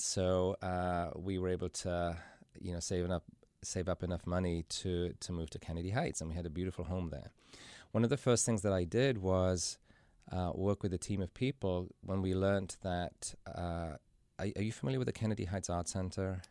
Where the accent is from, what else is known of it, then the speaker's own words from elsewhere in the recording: Carmarthen, Wales, United Kingdom; moved away as an adult; now in Cincinnati, United States; I was born and raised in Wales in a little town called Carmarthen.